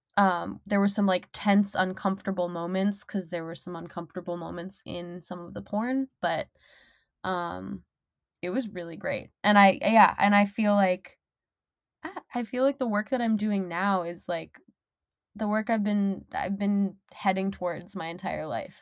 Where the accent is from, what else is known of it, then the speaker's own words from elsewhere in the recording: Minnesota, United States; moved away as an adult; now in Detroit, United States; I'm from Minnesota